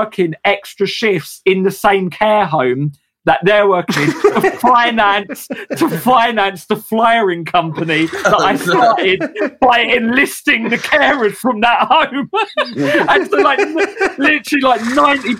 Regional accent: England, United Kingdom; as English workers

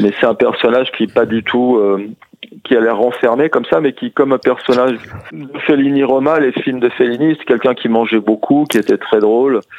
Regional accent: France; also born or lived in Corrèze, France / Sarcelles, France; j'ai passé un peu mon enfance en Corrèze, puis dans les cités, à Sarcelles

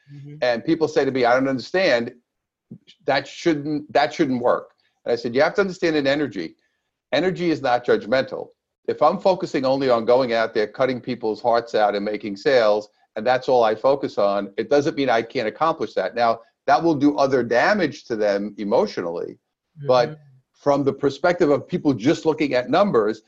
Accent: New York City, New York, United States; now in Southern California, United States; I'm originally from Brooklyn, New York, and now I live in lovely Southern California with my beautiful wife. But I, I started in Brooklyn.

